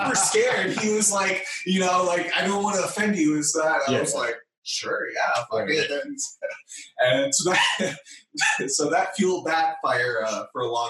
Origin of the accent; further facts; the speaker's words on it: Bay Area, California, United States; I was born and raised in the Bay Area, California.